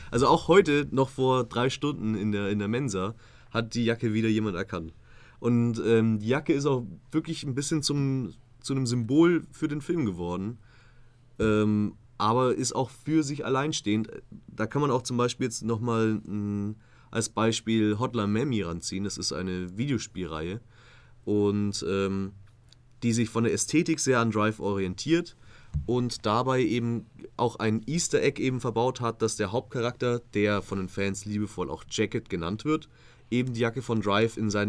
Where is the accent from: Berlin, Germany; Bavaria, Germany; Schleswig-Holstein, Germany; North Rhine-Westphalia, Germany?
Bavaria, Germany; Königsbrunn; Äh, in, in meiner Heimatstadt, Königsbrunn.